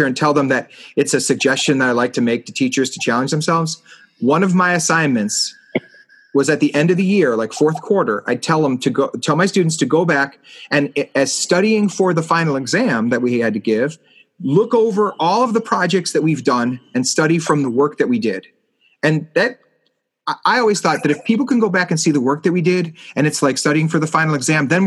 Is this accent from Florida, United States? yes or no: no; Chicago, Illinois, United States; my hometown has a beautiful art museum